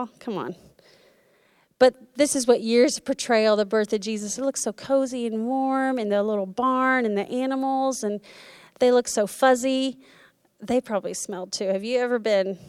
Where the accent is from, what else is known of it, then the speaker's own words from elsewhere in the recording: Florida, United States; moved away; we went to my hometown in Florida